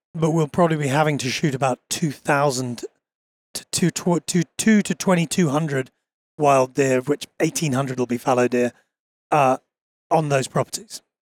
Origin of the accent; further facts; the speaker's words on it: Bucklebury, South East England, United Kingdom; I grew up only about half an hour from where I live now in southern England, in a little rural village. In fact, it's a well-known rural village 'cause it's where Kate Middleton comes from